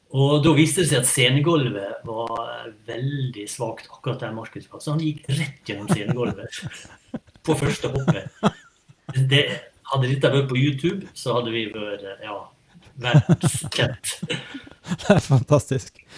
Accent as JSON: {"language": "Norwegian", "area": "Sunnmøre", "region": "Møre og Romsdal", "country": "Norway", "said": "vi er fra Sunnmøre"}